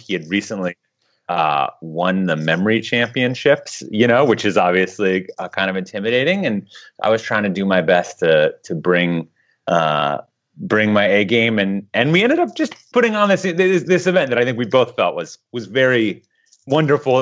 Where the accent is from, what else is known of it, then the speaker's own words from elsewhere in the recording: Midwest, United States; moved away; also born or lived in Eastern Europe; I grew up in the Midwest